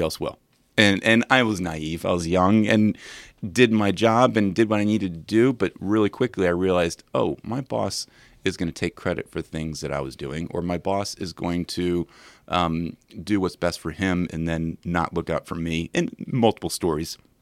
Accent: Williamsburg, Virginia, United States; I'm from Williamsburg

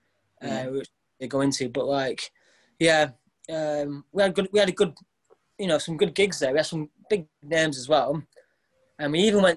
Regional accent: Bacup, North West England, United Kingdom; also born or lived in Burnley; now in Blackpool, United Kingdom; I was born in Burnley, grew up in Bacup

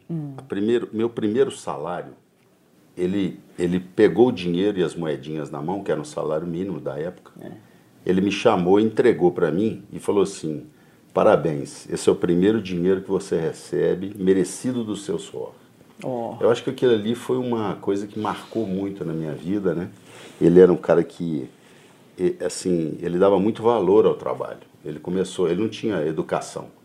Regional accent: Belo Horizonte, Minas Gerais, Brazil; also born or lived in Muzambinho; como a gente veio de Muzambinho, no sul de Minas, eu vim para cá com 3 anos de idade.

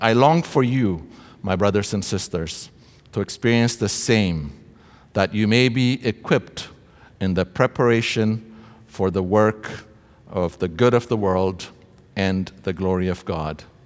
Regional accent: Ethiopia; moved away as an adult; now in Canada; I came to study from Ethiopia uh, at Trinity Western University.

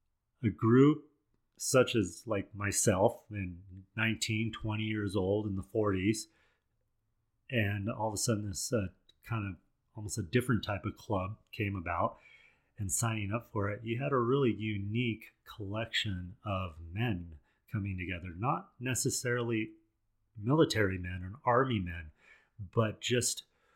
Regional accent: Colorado, United States; I grew up here in Colorado

